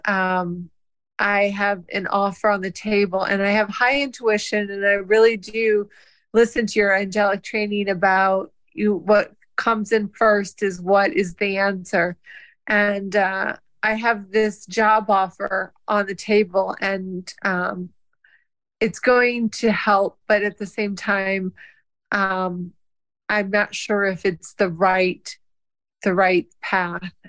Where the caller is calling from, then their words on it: South Bend, Indiana, United States; I'm calling in from South Bend, Indiana.